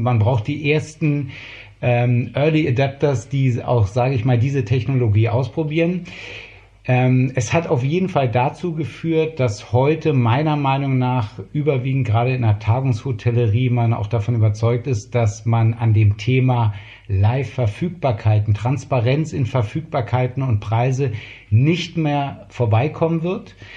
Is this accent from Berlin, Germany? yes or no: yes; Berlin, Germany; Mein Vater war einer der großen Gastronomen in West-Berlin. Und so bin ich eigentlich Kind der, der Gastronomie